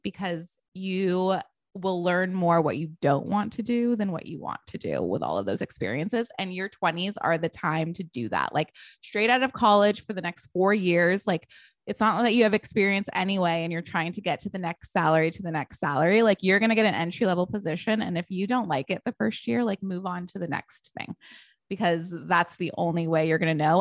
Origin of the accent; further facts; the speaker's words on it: Texas, United States; also born or lived in Connecticut; now in Los Angeles, United States; I was born in Connecticut, but I was brought up in Texas